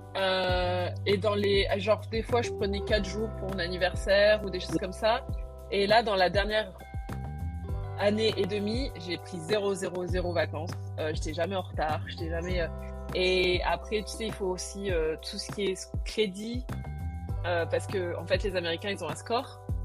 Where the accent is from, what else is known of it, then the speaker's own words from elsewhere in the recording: Réunion; moved away as an adult; also born or lived in United States; je viens de la Réunion où tout le monde est mélangé